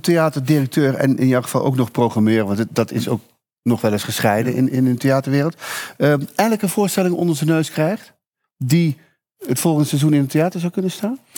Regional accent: Veghel, North Brabant, Netherlands; ik kom uit Vegel

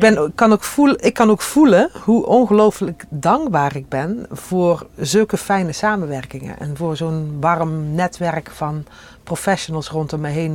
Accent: Panningen, Limburg, Netherlands; accent: soft G; moved away as an adult; also born or lived in Tilburg; now in Monnickendam, Netherlands; Uit Helden Panningen, toen nog. Gemeente Helden, kerkdorp Panningen

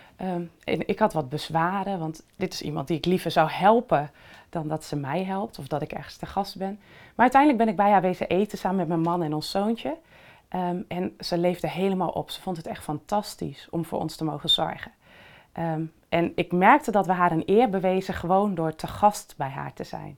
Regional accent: Netherlands; wij als Nederlanders

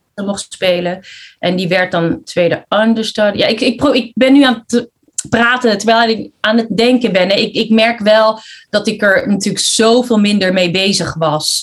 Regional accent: Netherlands; also born or lived in Philippines; ik kom zelf uit de Filipijnen. Alleen ik kwam hier toen ik vier jaar was. Dus ik ben heel Hollands

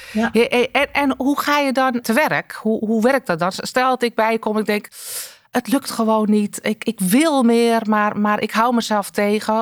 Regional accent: North Holland, Netherlands; als Noord-Hollander

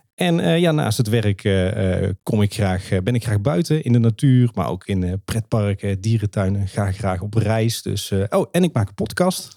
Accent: Kaatsheuvel, North Brabant, Netherlands; ik kom normaal uit Kaatsheuvel

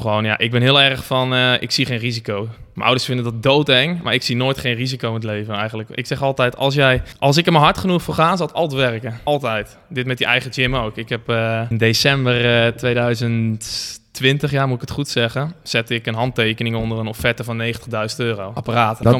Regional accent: Barneveld, Gelderland, Netherlands; also born or lived in Amersfoort; geboren in Amersfoort. Eigenlijk altijd gewoond in eh, Barneveld-Lunteren

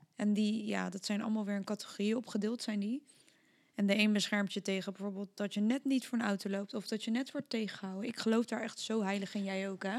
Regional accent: The Hague, South Holland, Netherlands; ik kom uit Den Haag

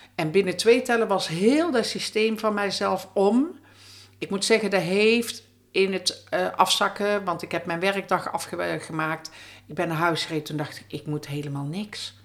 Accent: North Brabant, Netherlands; in de omgeving bij ons in Brabant

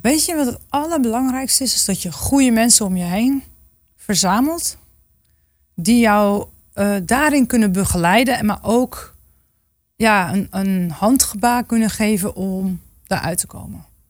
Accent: Groningen, Netherlands; ik kom uit Groningen. Dus ergens, ja, denk ik wel dat ik ook een soort van, eh, ja, weet waar ik vandaan kom

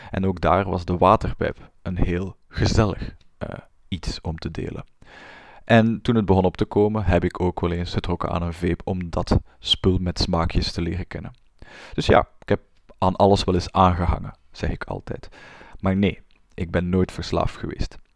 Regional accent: Flanders, Belgium; Ik ben een Vlaamse. Dat had je al kunnen horen aan mijn tongval waarschijnlijk. Ik ben een Vlaamse klinisch psycholoog

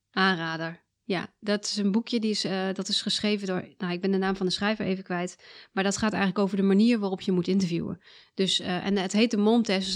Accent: South Limburg, Netherlands; moved away as an adult; also born or lived in Twente / Delft; now in Amersfoort, Netherlands; Ik heb gepubert in Zuid-Limburg

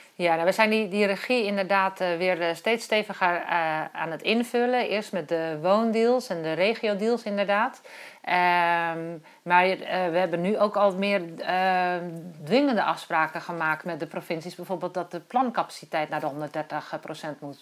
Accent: Kop van Noord-Holland, North Holland, Netherlands; ik ben geboren in de kop van Noord-Holland

